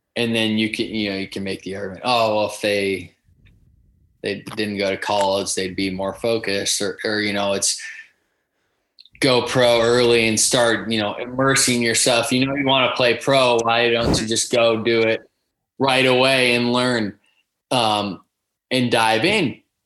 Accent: Southern California, United States; we grew up playing together in Southern California

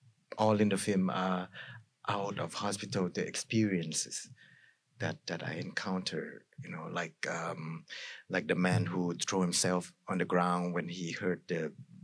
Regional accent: Thailand

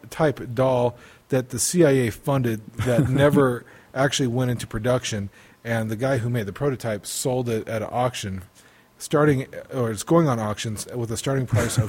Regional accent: United States; because I'm American.

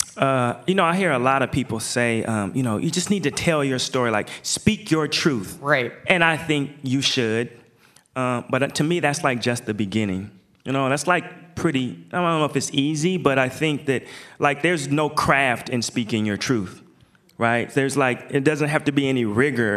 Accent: Portland, Oregon, United States; I'm from Portland.

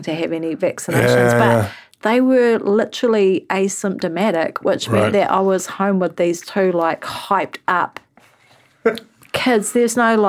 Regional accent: Waiheke Island, Auckland, New Zealand; I grew up on Waiheke

